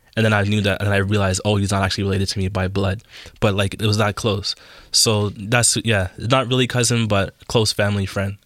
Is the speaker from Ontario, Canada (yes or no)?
yes; Toronto, Ontario, Canada; I grew up in Jane and Finch and, like, in, um, North York area.